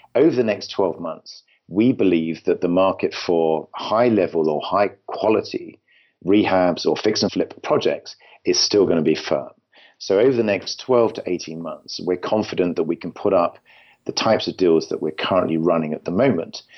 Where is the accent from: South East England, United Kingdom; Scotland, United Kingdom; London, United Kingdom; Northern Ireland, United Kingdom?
London, United Kingdom; moved away as an adult; now in California, United States; I'm originally from London, in England